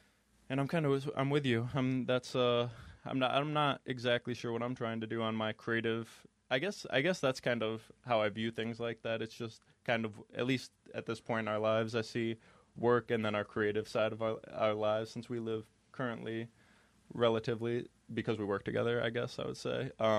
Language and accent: English; Binghamton, New York, United States; now in Buffalo, United States; because I'm actually not from around here, for people that may not know, because I came from Binghamton, New York, and it's about 3 hours away. And so I'd love to just get to know people up here in Buffalo.